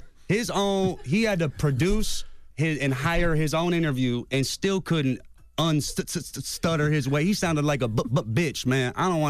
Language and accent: English; Cleveland, Ohio, United States; I'm from the Midwest. I'm from Cleveland. I grew up 3 hours away from Detroit. I'm a white boy who's in a predominantly black neighborhood